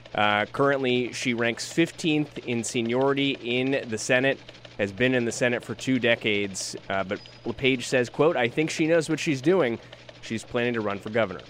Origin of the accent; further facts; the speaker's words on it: Maine, United States; moved away; my home state of Maine.